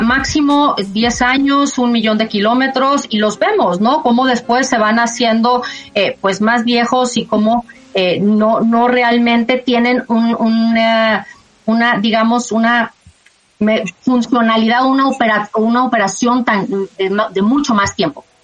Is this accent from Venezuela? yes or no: no; Mexico; la mayoría somos mexicanos